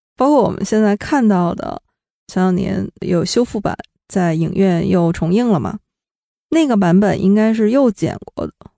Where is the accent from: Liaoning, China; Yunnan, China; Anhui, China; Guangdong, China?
Liaoning, China; Shenyang; moved away; 真真正正的就是沈阳老乡